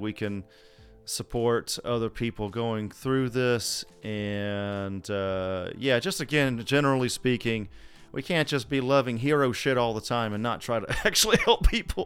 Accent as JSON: {"language": "English", "region": "Southeast", "country": "United States", "moved": "yes", "said": "I'm from Southeast originally"}